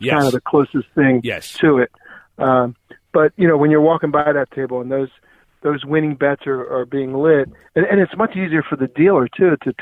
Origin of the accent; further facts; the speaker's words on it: Atlantic City, New Jersey, United States; I grew up in the Atlantic City area